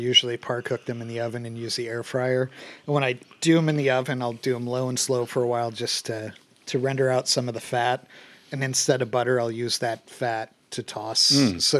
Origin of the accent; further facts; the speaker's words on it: Buffalo, New York, United States; I grew up in Buffalo